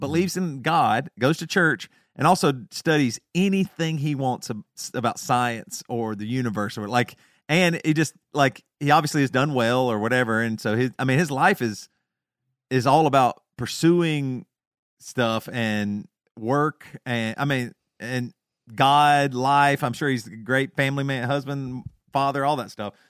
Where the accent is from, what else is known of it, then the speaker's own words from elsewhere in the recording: the South, United States; accent: Southern; my Southern accent